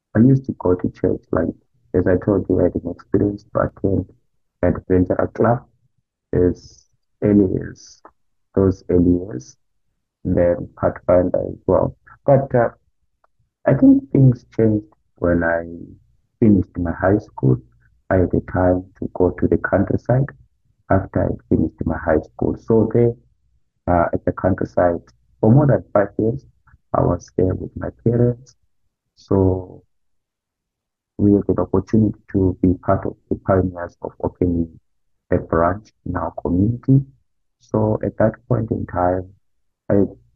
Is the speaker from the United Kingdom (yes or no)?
no; Zimbabwe; moved away as an adult; now in United States; I had a good time in my home country, in Zimbabwe, where I grew up.